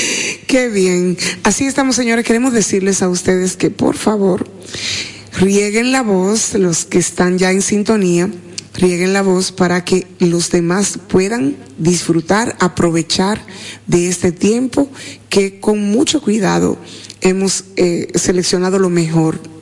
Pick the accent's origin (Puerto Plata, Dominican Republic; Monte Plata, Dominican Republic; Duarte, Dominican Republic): Duarte, Dominican Republic; San Francisco de Macorís; yo soy San Francisco de Macorís